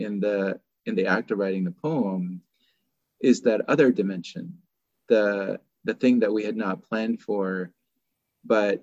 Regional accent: Oakland, California, United States; moved away as an adult; also born or lived in Seattle Tacoma area; now in Seattle, United States; I still consider Oakland to be my hometown.

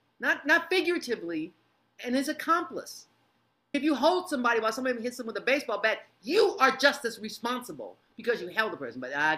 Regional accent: Detroit, Michigan, United States; also born or lived in Ann Arbor; I am born and raised in Detroit. I was living in Ann Arbor at that time.

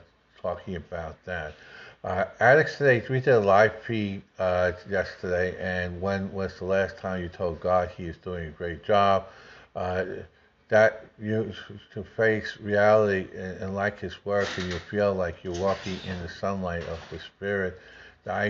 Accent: New York City, New York, United States; moved away; I grew up in Queens Boulevard

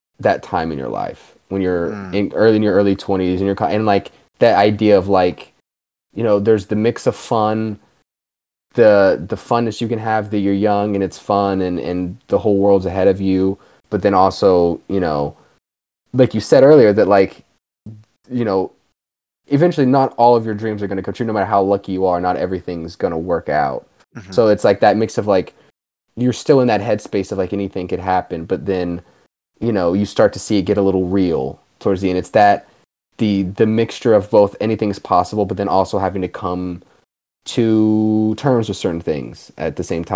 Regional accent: Texas, United States; We're both from Texas.

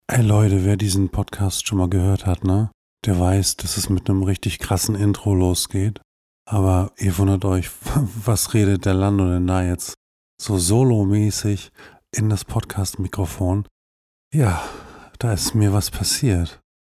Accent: Hohenlockstedt, Schleswig-Holstein, Germany; in Hohenlockstedt, wo ich herkomme

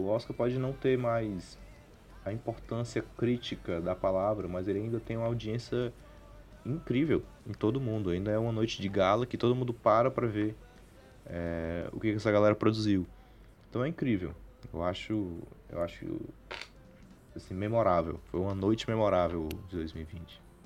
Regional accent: Brazil; como brasileiro

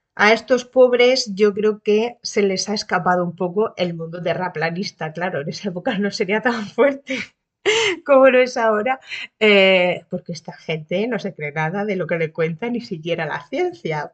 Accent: Region of Murcia, Spain; also born or lived in Cartagena; soy de Murcia, pero mm, región, vivir, vivo en Cartagena

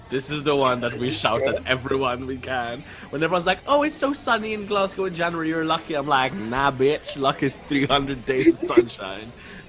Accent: Malta

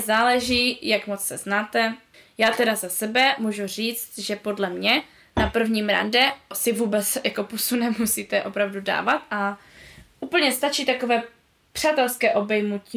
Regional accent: Řeka, Moravian-Silesian Region, Czechia; born or raised there; also born or lived in Karviná

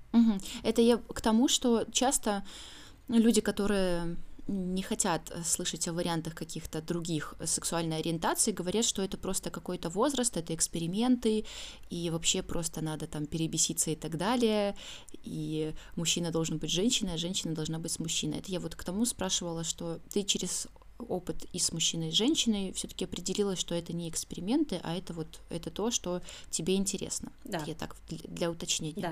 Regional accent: Belarus; now in Saint Petersburg, Russia; Я сама из Беларуси

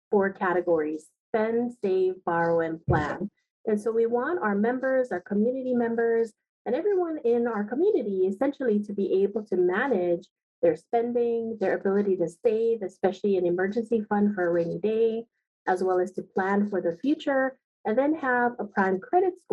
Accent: Aiea, Hawaii, United States; I am a product of this beautiful state. I grew up in Aiea. I'm a graduate of Aiea High School.

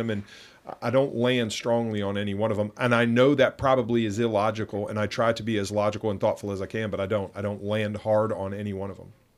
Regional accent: Pittsburgh, Pennsylvania, United States; I'm from Pittsburgh

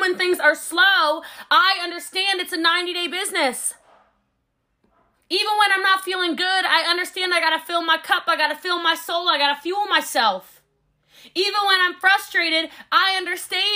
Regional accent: Texas, United States; I'm a Texan

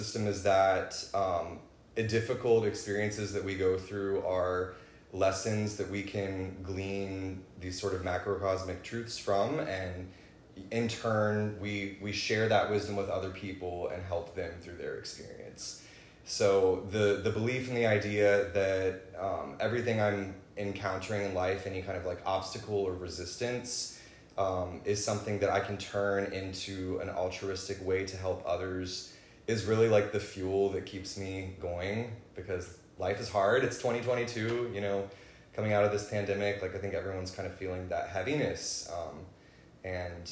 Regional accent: Virginia, United States; I was born in Virginia

